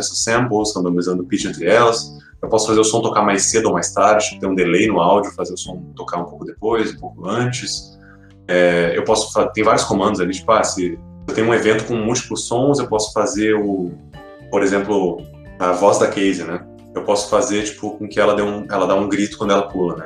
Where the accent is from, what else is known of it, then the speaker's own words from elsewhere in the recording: Brazil; a nossa infância coletiva como brasileiros, assim, de quem é cresceu na década de 90